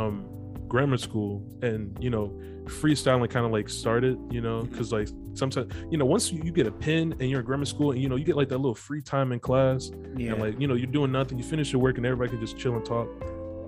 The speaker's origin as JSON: {"language": "English", "town": "Chicago", "region": "Illinois", "country": "United States", "said": "I'm from Chicago"}